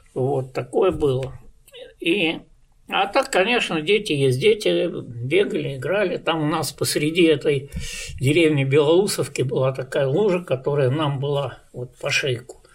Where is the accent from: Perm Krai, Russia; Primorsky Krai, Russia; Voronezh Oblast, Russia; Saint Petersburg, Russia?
Saint Petersburg, Russia; also born or lived in East Kazakhstan Region; как мы эвакуировались из Ленинграда